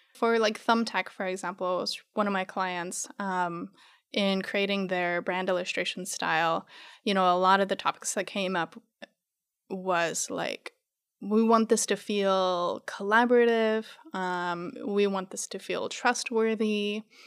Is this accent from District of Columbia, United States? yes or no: no; Arizona, United States; born or raised there; moved away; also born or lived in New Mexico